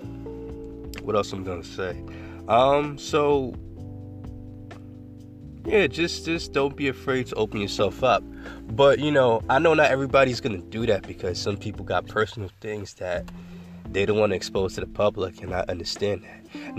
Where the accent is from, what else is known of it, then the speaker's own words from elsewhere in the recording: New York, United States; I'm from New York. I was born and raised there